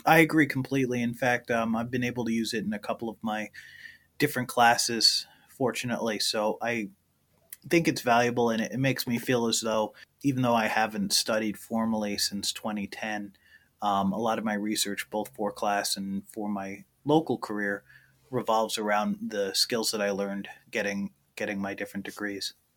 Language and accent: English; Middleburg, New York, United States; my hometown in Middleburg, New York